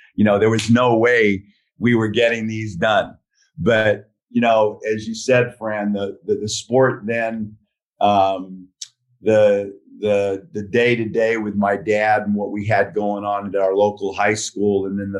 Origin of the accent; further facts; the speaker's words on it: Glendale, California, United States; It was our area, Glendale, La Crescenta, and we were an all-white school.